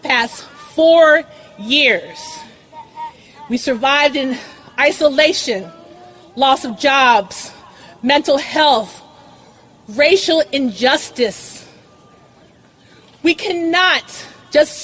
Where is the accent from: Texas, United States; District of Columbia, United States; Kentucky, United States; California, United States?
District of Columbia, United States; Washington; I am from the Washington, D.C. area